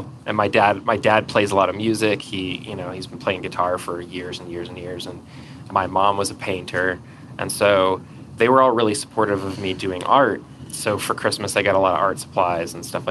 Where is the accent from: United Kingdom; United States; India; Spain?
United States; Atlanta, Georgia; moved away as an adult; also born or lived in California; now in Utah, United States; I grew up in Atlanta